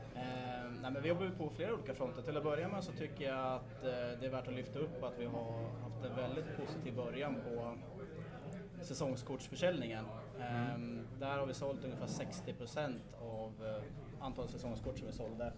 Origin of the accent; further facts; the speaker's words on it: Gävle, Gävleborg County, Sweden; Jag själv är uppväxt i Gifland, jag kommer från Sörby